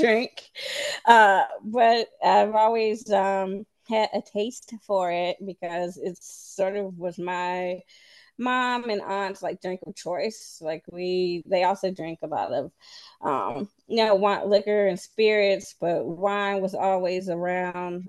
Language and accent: English; Central Virginia, United States; also born or lived in Shenandoah Valley, Virginia; I am from Central Virginia, um, the county that's, like, adjacent to Charlottesville and Albemarle County, and I currently live in the Shenandoah Valley